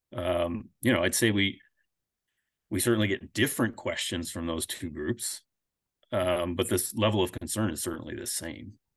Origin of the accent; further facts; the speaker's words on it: Connecticut, United States; moved away as an adult; also born or lived in Alaska; now in Pennsylvania, United States; I'm originally from Connecticut. I moved to Pennsylvania about, uh, ten years ago.